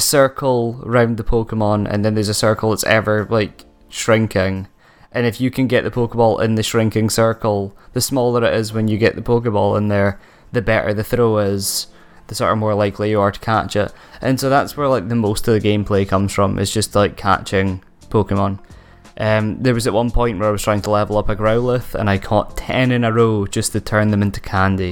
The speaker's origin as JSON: {"language": "English", "town": "Aberdeen", "region": "Scotland", "country": "United Kingdom", "tie": "born or raised there", "accent": "Doric", "said": "Five Game Studios based in Aberdeen, my hometown"}